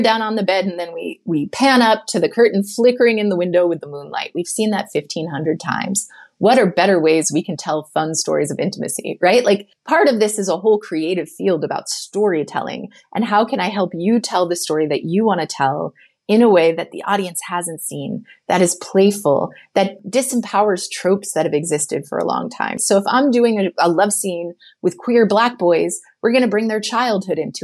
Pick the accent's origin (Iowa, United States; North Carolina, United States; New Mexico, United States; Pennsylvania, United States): North Carolina, United States; moved away; I'm this girl from North Carolina, like super naive in terms of actual experience